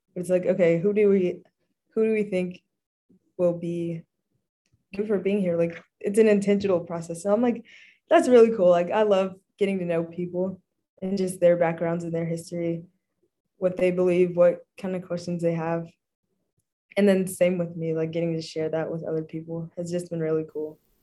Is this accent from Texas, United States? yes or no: yes; Dallas, Texas, United States; moved away as an adult; now in Pine Mountain, United States; I'm from Dallas, Texas, the town